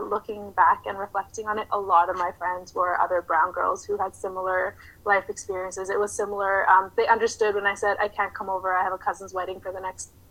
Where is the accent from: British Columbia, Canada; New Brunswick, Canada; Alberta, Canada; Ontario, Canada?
British Columbia, Canada; Vancouver; moved away as an adult; also born or lived in Toronto; I grew up in the suburbs of Vancouver